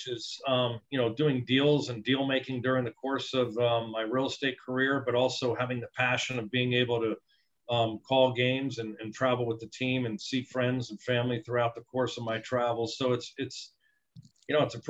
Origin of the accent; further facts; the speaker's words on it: New Jersey, United States; moved away as an adult; I'm from New Jersey